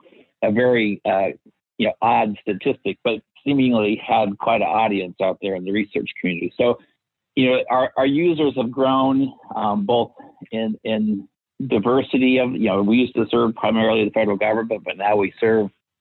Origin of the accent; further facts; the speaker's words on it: Seattle, Ellensburg, Washington, United States; I was born in Seattle, Washington. And when I was just about to enter middle school, my parents decided to move 100 miles east of there to Ellensburg, Washington